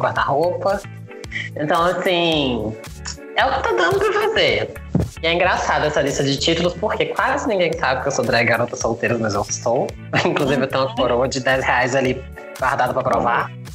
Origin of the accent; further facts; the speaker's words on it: Brazil; A gente é brasileira